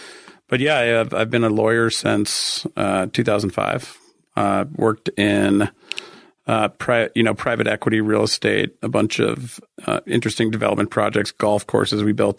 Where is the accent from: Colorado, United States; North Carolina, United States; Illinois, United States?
Colorado, United States; Denver; also born or lived in San Diego / Boulder; I'm actually from Denver, grew up in Denver, lived here my entire life with the exception of a short stint in Southern California, San Diego, where I went to college. I lived in Boulder for 3.5 years, but I consider that pretty much living in Denver